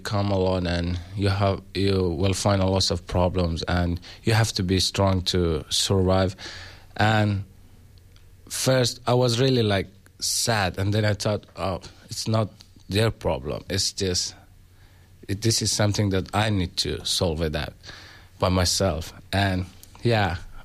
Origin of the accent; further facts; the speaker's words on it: Afghanistan; moved away as an adult; now in Australia; I'm from Afghanistan